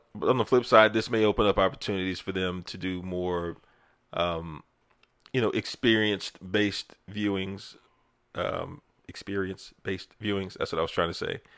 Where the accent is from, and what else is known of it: United States